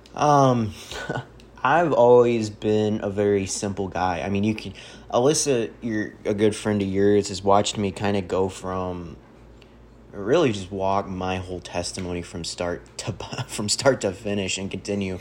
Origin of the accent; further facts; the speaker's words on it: St. Charles, Missouri, United States; I'm a kid from Saint Charles, Missouri